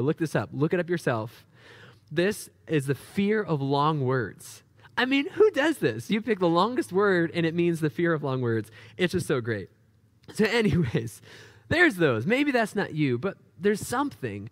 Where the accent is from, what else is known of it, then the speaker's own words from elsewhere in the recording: New Hampshire, United States; growing up in New Hampshire